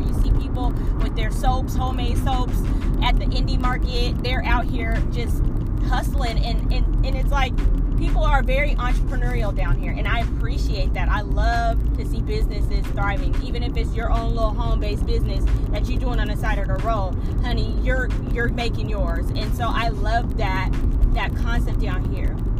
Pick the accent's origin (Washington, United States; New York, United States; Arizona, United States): Washington, United States; Seattle; moved away as an adult; now in Georgia, United States; I hail from Seattle, Washington